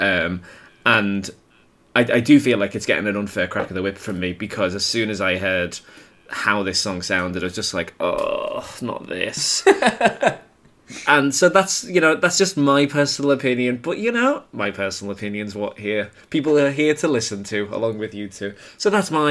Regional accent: United Kingdom; I'm a British, white, like, teenage gay boy at this time

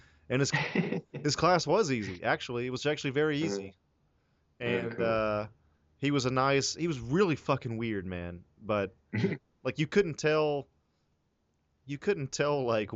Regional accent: the South, United States; now in Los Angeles, United States; I'm from the South

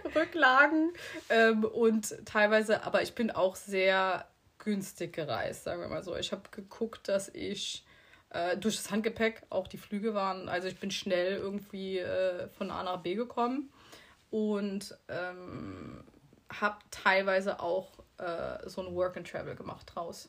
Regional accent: Bitburg, Rhineland-Palatinate, Germany; moved away as an adult; now in Mallorca, Spain; wir kommen aus Bitburg, aus der Eifel

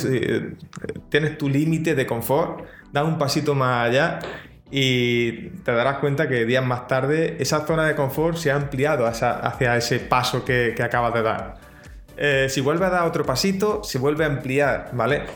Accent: Andalusia, Spain; accent: Andalusian; yo soy de Andalucía, aquí en España, y, mi dicción no es lo mismo que una dicción de, alguien de Madrid

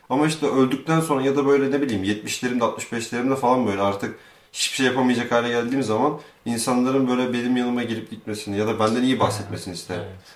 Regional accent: Turkey; biz Türkiye'de doğduk büyüdük. Aşağı yukarı iyi ailelerde e, çok da sıkıntılı olmayan bir hayat yaşadık.

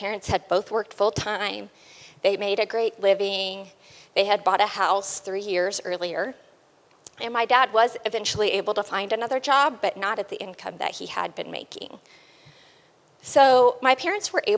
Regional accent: Oklahoma, United States; I was born and raised in Oklahoma.

